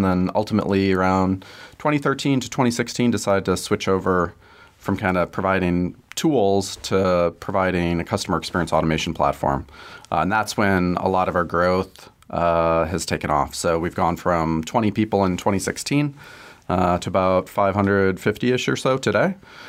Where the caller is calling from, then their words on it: Chicago, Illinois, United States; From Chicago today. So we're primarily headquartered in Chicago, but distributed kind of all over the place.